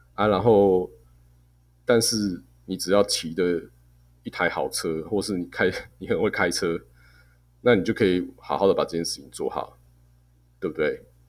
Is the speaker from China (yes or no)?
no; Taiwan; 我们台湾人不要，把自己看得太先进